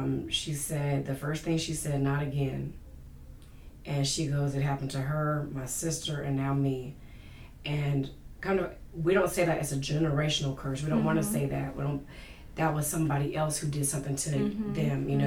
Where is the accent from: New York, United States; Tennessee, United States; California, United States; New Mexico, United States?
California, United States; now in North Carolina, United States; I'm originally from California